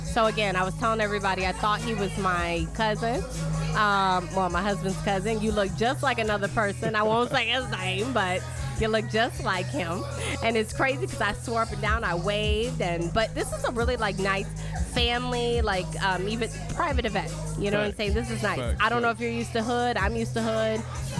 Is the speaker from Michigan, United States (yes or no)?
yes; Detroit, Michigan, United States; I'm from Detroit